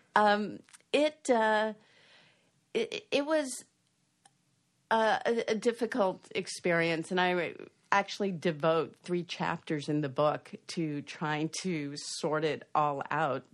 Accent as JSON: {"language": "English", "town": "Boston", "region": "Massachusetts", "country": "United States", "tie": "born or raised there", "said": "I grew up in Boston in the late sixties"}